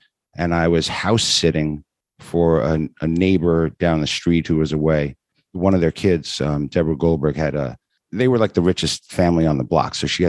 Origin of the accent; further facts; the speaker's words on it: Rockland County, New York, United States; I grew up in Rockland County.